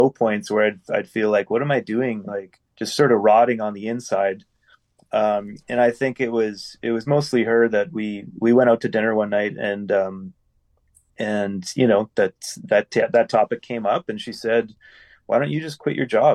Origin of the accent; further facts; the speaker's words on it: Winnipeg, Manitoba, Canada; Been born and raised in Winnipeg